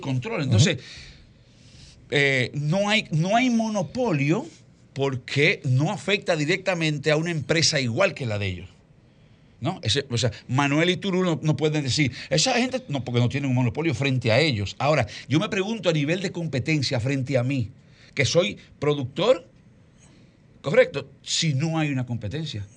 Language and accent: Spanish; Dominican Republic; nosotros no somos un mercado como dominicanos